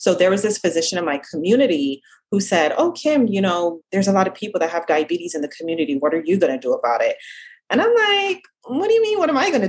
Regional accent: Jamaica; accent: slight Jamaican accent; also born or lived in South Central Florida; now in Florida, United States; I'm originally from Jamaica. So if you hear like a slight accent every now and then, that is my Jamaican

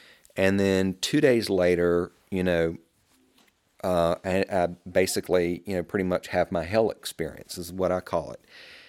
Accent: the South, United States; I mean, you can hear how I talk. I'm a Southerner.

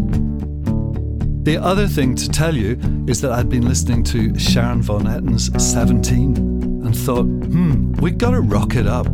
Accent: Belfast, Northern Ireland, United Kingdom

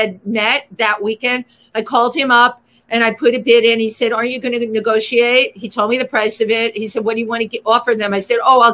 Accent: New York, United States; moved away; also born or lived in Milford, Pennsylvania; me being a New Yorker

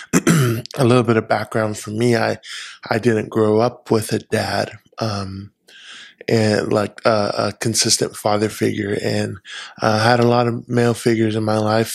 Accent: California, United States; moved away as an adult; now in Washington, United States; I was born and raised in California for the first 20 something years of my life, lived there. I'm a California boy through and through

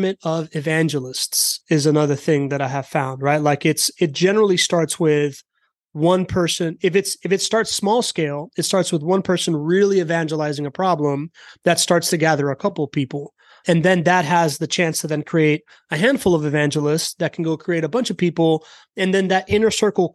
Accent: United States; we're all American

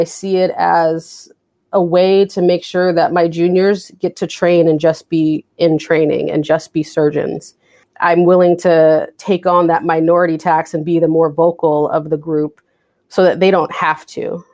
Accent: West Coast, United States; also born or lived in California; now in Boston, United States; I'm from the West Coast

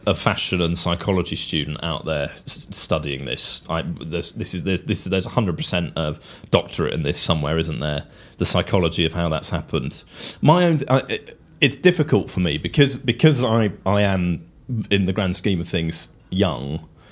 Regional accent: England, United Kingdom; as an Englishman and as quite a tweedy Englishman

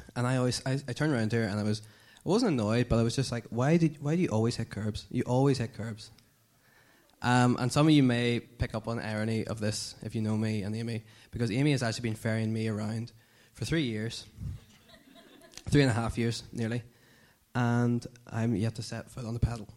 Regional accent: Dungannon, Northern Ireland, United Kingdom; moved away as an adult; now in Belfast, United Kingdom; I'm from Dungannon

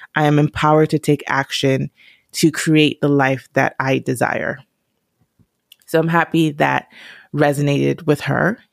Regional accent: Nigeria; I'm Nigerian

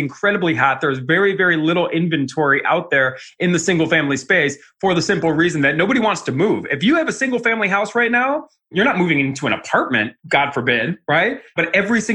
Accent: Cleveland, Ohio, United States; moved away as an adult; also born or lived in Arizona; I'm a kid from Cleveland.

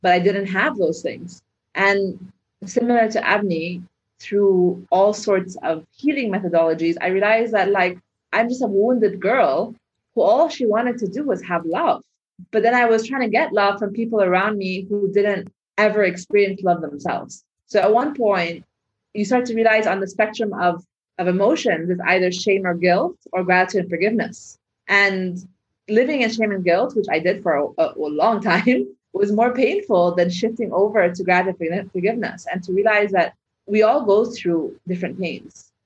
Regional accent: Egypt; moved away; where I grew up in the Arab world

